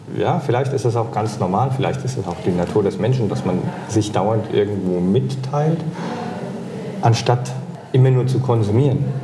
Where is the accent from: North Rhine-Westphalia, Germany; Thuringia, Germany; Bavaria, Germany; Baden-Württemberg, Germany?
Bavaria, Germany; Hesse-speaking Lower Franconia; accent: Hessian; ich komme ja aus Hessen. Also eigentlich komme ich aus dem hessischsprachigen Unterfranken